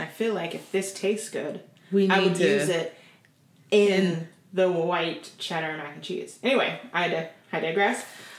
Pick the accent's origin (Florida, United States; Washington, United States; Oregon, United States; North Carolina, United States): Oregon, United States; I grew up in Oregon